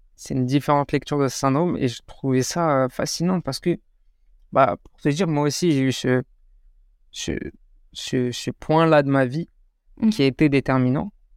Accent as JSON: {"language": "French", "country": "France", "also_born_or_lived": "Morocco (ancestry)", "said": "je suis français"}